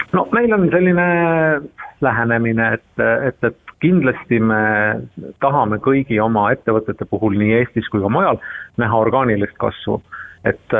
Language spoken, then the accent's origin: Estonian; Estonia; siit me oleme ise pärit